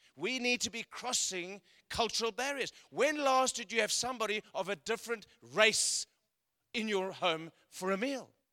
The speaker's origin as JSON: {"language": "English", "country": "South Africa", "tie": "born or raised there", "moved": "yes", "said": "I come from South Africa. I was born in South Africa"}